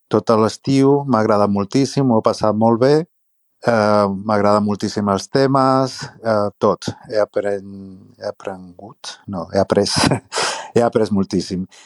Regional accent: Andalusia, Spain; Catalan is a second language; also born or lived in Barcelona, Spain; now in Ceuta, Spain; jo sóc andalús

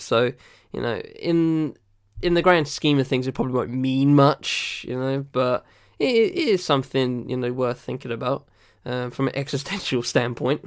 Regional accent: United Kingdom; I'm British

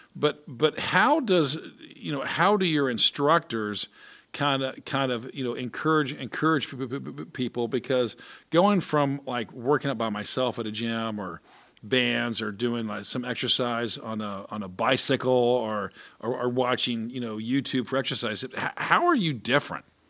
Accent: Atlanta, Georgia, United States; I grew up in Atlanta

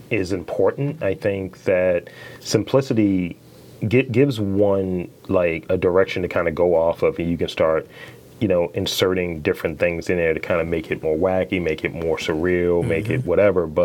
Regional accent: Baltimore, Maryland, United States; also born or lived in Owings Mills, Maryland; I'm from Baltimore, right? But I lived in Orange Mills for a while.

